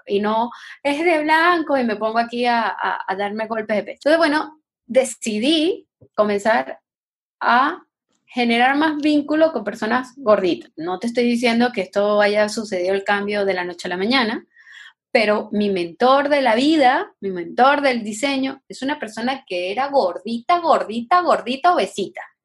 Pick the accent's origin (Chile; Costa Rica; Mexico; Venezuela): Venezuela; moved away; yo soy venezolana, yo soy gringa